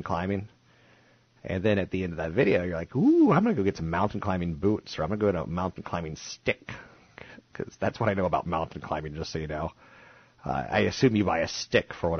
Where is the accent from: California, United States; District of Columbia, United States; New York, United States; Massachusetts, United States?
District of Columbia, United States; Washington; D.C.'s my hometown.